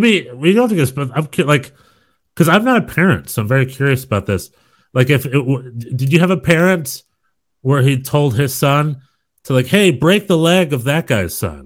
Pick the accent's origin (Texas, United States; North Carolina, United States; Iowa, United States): North Carolina, United States; I am from North Carolina